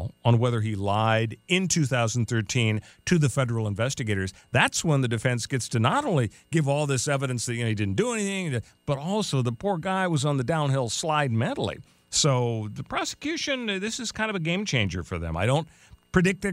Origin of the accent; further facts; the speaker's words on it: Los Angeles, California, United States; where I grew up in Canoga Park